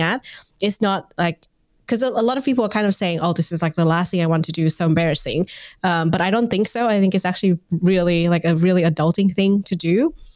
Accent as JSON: {"language": "English", "country": "Vietnam", "moved": "yes", "said": "I'm originally from Vietnam"}